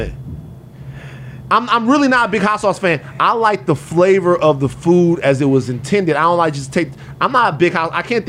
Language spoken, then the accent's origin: English; Louisiana, United States; I'm from Louisiana.